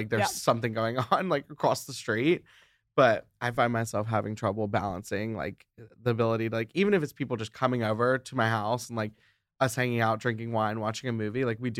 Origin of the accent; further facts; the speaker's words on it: Alabama, United States; now in Atlanta, United States; Cause I grew up in Alabama, went to college in Alabama, and then moved to Atlanta. So I've always been like Southern boy